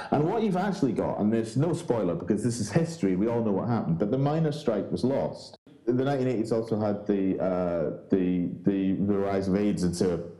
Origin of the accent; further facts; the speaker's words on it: Scotland, United Kingdom; And I grew up in Scotland